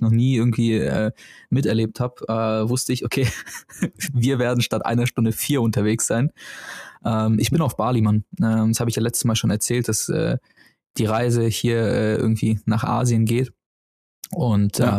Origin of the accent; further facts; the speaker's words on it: Germany; bei uns in Deutschland